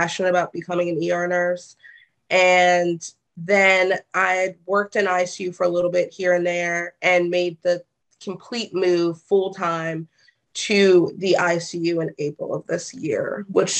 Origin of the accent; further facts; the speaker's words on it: Columbia, Maryland, United States; I grew up in Maryland and Johns Hopkins